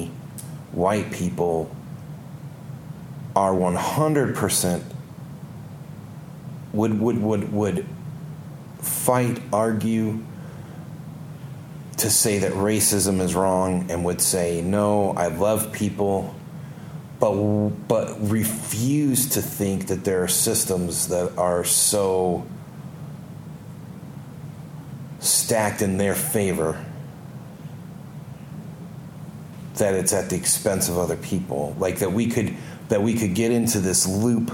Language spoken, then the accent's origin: English; the North, United States; moved away; I grew up in the North.